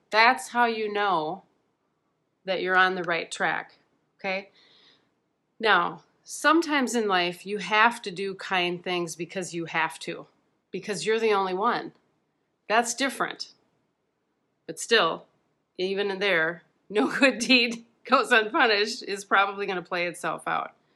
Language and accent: English; Midwest, United States; growing up in the Midwest